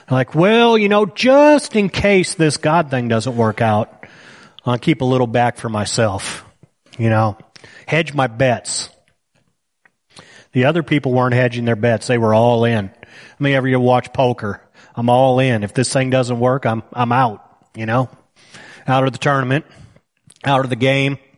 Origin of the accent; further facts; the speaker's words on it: United States; I deserve this money because I'm an American. I could have been born in Somalia.